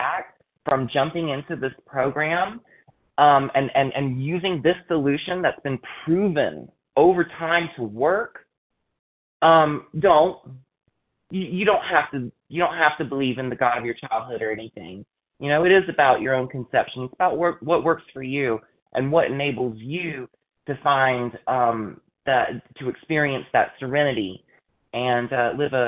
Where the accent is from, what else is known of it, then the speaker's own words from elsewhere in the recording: Deep South, United States; Growing up in the Deep South